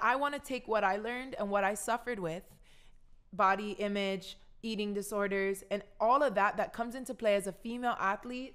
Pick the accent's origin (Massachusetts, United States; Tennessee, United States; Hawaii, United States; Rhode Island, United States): Hawaii, United States; Kahaluu; moved away as an adult; also born or lived in Minnesota; I came from Kahaluu, my grandparents, my, my, I'm Chinese Hawaiian family.